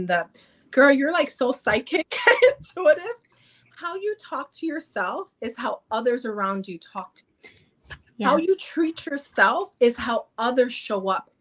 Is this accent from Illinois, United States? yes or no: yes; Chicago, Illinois, United States; I'm from Chicago, from Chi-Town